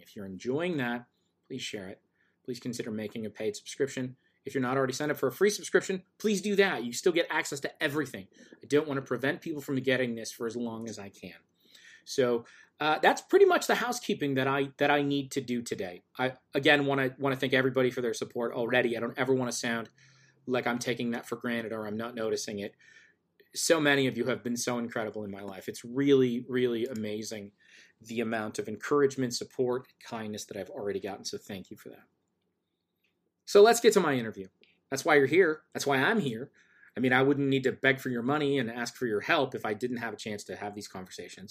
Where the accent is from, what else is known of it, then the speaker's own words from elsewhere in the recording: an hour away from Detroit, Michigan, United States; basically grew up in, for, give or take, an hour away from Detroit.